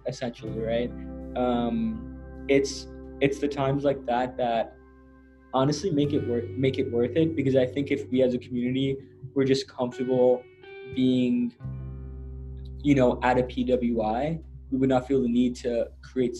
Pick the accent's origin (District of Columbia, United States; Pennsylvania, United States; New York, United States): New York, United States; New York City; moved away as an adult; now in Worcester, United States; I was born in New York City, raised in New York City, now I'm in Massachusetts